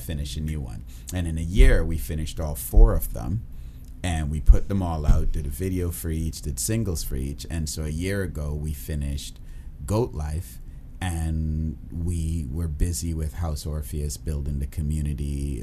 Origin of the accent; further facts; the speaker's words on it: Trinidad & Tobago; also born or lived in Kitchener, Ontario; now in Toronto, Canada; I am from the island of Trinidad but now I am Canadian.